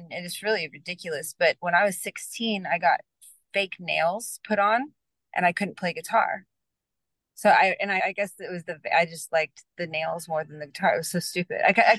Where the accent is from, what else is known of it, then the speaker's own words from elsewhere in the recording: Allen, Texas, United States; I grew up in Allen, Texas, which is right outside of Dallas.